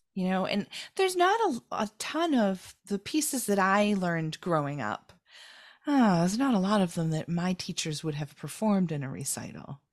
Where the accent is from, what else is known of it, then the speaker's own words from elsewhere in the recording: United States; as an American